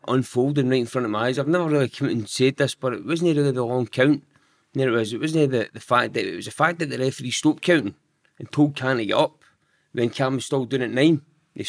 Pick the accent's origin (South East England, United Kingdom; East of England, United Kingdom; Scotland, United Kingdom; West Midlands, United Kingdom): Scotland, United Kingdom; Giffnock; Giffarnock. So I'm still in Giffarnock now